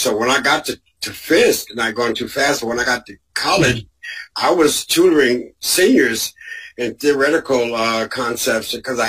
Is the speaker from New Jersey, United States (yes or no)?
yes; Newark, New Jersey, United States; I grew up in a preacher's home. My father and mother were preachers. My father, the name of the church was Ebenezer Baptist Church in Newark, New Jersey